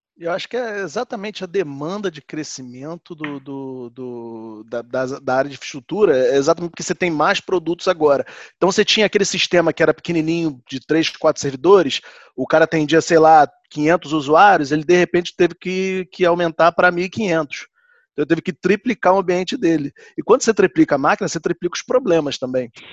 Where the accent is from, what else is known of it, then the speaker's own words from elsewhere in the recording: Rio de Janeiro, Brazil; now in Vancouver, Canada; eu sou do Rio de Janeiro